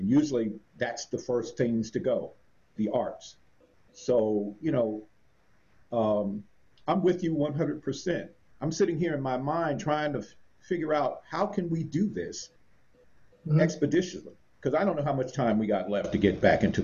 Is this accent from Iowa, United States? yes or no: no; Los Angeles, California, United States; I grew up in Los Angeles